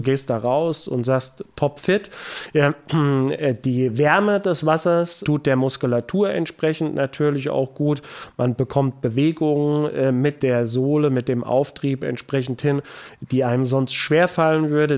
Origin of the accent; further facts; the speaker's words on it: Bad Soden-Salmünster, Hesse, Germany; also born or lived in Bad Endbach; in meiner Heimatstadt Kurdirektor zu werden